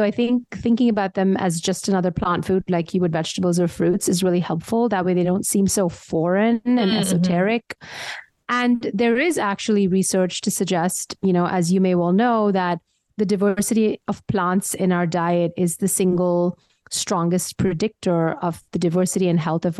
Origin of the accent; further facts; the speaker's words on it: India; moved away as an adult; also born or lived in Austin, Texas, United States; now in United States; I grew up in India, so I feel like spices are just part of my DNA, literally.